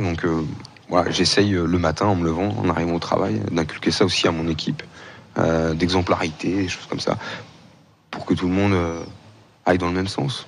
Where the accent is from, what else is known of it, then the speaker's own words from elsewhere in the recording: Vendée bocage, Pays de la Loire, France; je suis de Vendée, il y a la côte vendéenne, mhm. mais moi je suis du bocage vendéen